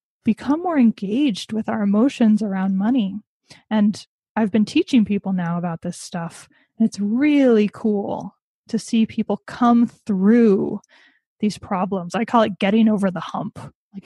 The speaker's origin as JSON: {"language": "English", "country": "United States", "said": "my family history, as with many Americans, I'm American, is that of immigrants"}